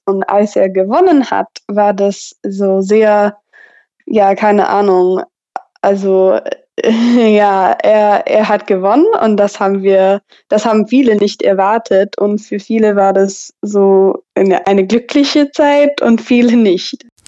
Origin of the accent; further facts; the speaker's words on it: Texas, United States; German is a second language; also born or lived in Tübingen, Germany; ich komme aus Texas und ich wohne gerade in College Station, Texas.